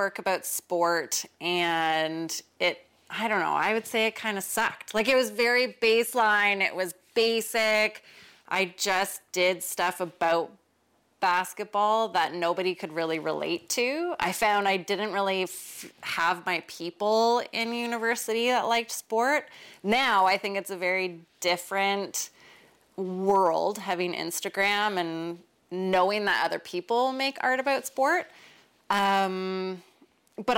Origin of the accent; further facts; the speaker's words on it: Winnipeg, Manitoba, Canada; My upbringing, well, I grew up in Winnipeg and being one of four kids